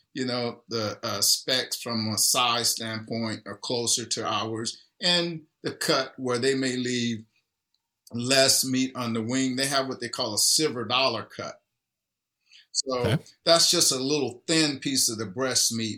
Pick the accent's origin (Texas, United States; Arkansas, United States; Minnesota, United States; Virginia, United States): Texas, United States; East; now in Seattle, United States; growing up in a little small town in East Texas where I lived through it